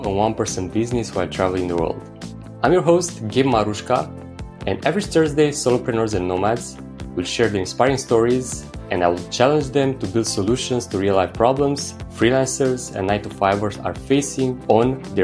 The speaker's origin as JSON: {"language": "English", "country": "Romania", "moved": "yes", "lives_now": "Da Nang, Vietnam", "said": "I'm actually from the smallest county in Romania"}